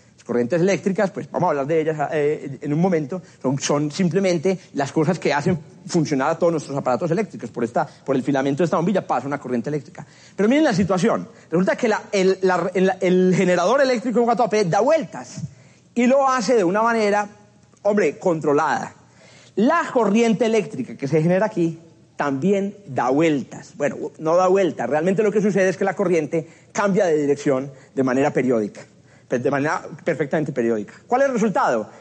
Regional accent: Paisa region, Antioquia, Colombia; accent: paisa; soy muy paisa y se me escapan expresiones paisas

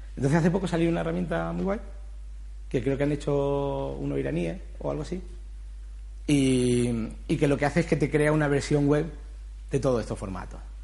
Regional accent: Granada, Andalusia, Spain; yo soy de Granada, hice Bella Arte allí

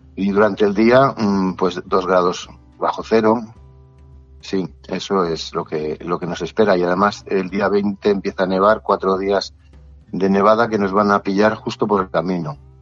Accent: Torrelodones, Community of Madrid, Spain; aquí en Torrelodones, que es de donde yo soy

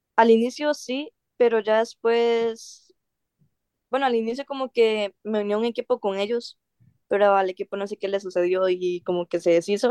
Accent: Costa Rica; yo soy una costarricense de 18 años

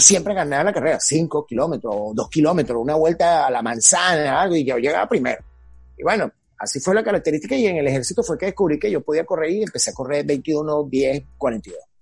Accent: Venezuela; moved away as an adult; yo me quedo en mi país, bueno, yo amo mi país y estoy aquí

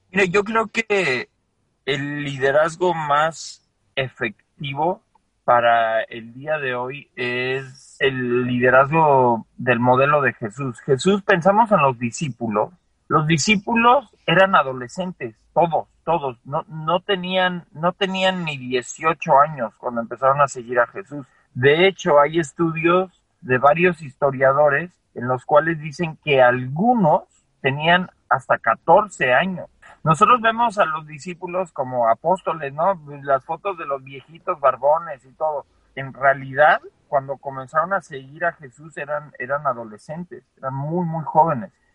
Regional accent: Mexico City, Mexico; moved away as an adult; also born or lived in Colorado, United States / Las Vegas, United States; now in Austin, United States; nací en la Ciudad de México, viví en la Ciudad de México hasta la prepa

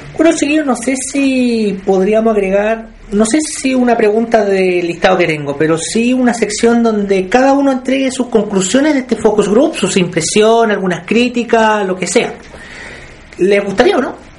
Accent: Penco, Biobío, Chile; yo soy de Benco.

